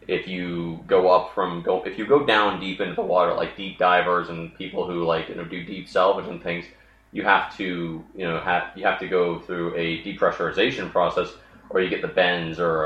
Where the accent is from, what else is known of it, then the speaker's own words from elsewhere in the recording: Baltimore area, Maryland, United States; I was born at the Baltimore Hospital, and we lived out in the sticks.